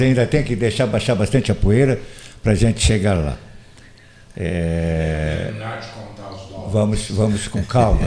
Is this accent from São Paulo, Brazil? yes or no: no; Morro Redondo, Rio Grande do Sul, Brazil; Eu fui criado aqui no Morro Redondo, como você sabe, de origem alemã, mas era proibido falar alemão por causa da guerra